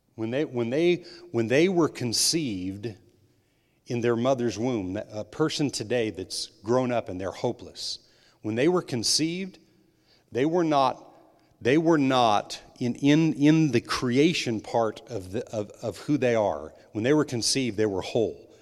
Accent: New Mexico, United States; I was raised in New Mexico

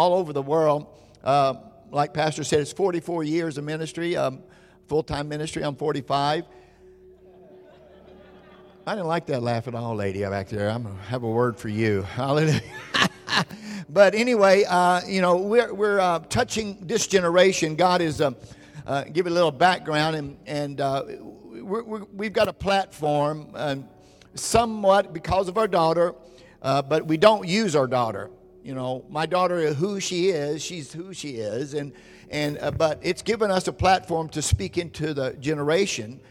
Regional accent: Orange County, California, United States; we are from Orange County, California, Southern California

